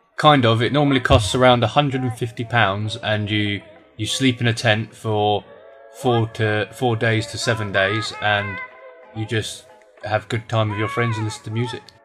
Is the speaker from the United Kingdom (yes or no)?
yes; England, United Kingdom; moved away as an adult; now in China; I am from England and I am 22 years old